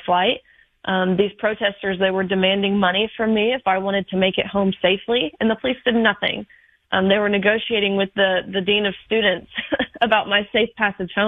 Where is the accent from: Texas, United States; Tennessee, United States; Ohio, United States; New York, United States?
Tennessee, United States; Nashville; I am from the Nashville area